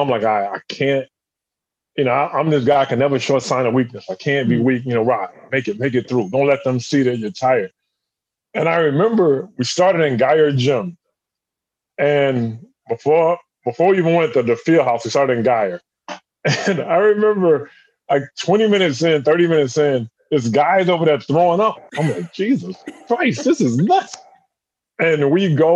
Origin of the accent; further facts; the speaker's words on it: South Carolina, United States; moved away as an adult; also born or lived in Connecticut; I'm from South Carolina.